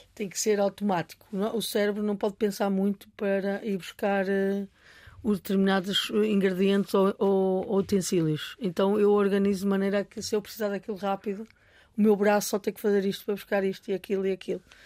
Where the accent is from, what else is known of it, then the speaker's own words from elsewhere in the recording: Portugal; Eu sou portuguesa